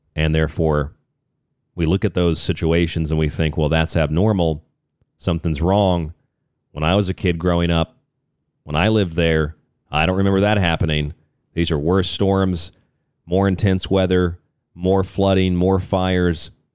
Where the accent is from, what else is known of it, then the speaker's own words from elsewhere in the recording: Florida, United States; moved away; also born or lived in Arizona; my home state of Florida